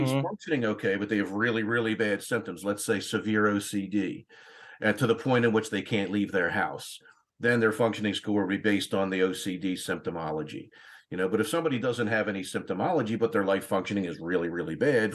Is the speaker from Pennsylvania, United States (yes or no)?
yes; Newtown, Pennsylvania, United States; moved away; I'm from Newtown, Pennsylvania, originally. And I went to a high school called Council Rock